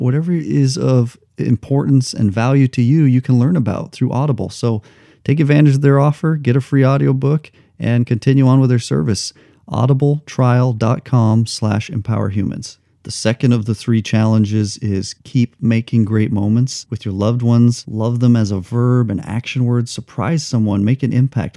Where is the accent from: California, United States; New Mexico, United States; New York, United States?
New Mexico, United States; moved away; also born or lived in Los Angeles; I grew up in New Mexico